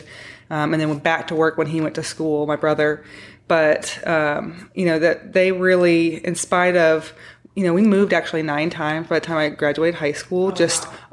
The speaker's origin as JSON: {"language": "English", "region": "Tennessee", "country": "United States", "tie": "born or raised there", "also_born_or_lived": "Kentucky", "said": "I grew up in Tennessee with a short stint in Kentucky"}